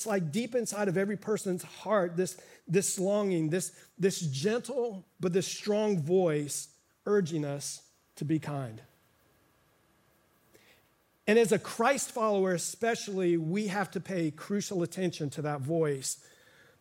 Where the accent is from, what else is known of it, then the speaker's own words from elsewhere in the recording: Miami, Florida, United States; I grew up in Miami and pastored here in the community for 15 years